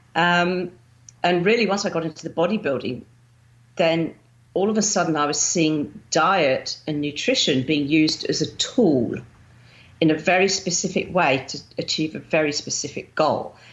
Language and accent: English; Winchester, South East England, United Kingdom; moved away as an adult; also born or lived in Romsey; now in Melbourne, Australia; I grew up in Winchester